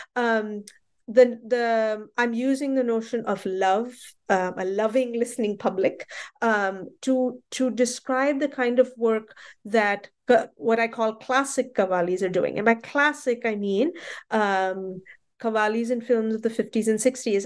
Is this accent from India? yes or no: yes; Mumbai, Maharashtra, India; I grew up in Bombay